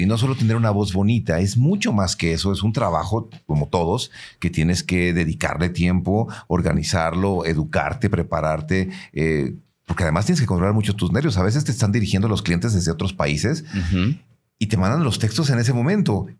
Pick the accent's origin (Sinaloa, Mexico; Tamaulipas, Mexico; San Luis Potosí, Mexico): San Luis Potosí, Mexico; nosotros como potosinos también cantamos y, tenemos nuestro propio acento